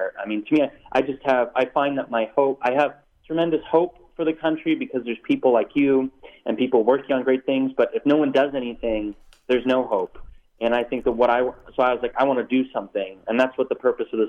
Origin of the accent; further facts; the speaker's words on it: Silicon Valley, California, United States; I'm from Silicon Valley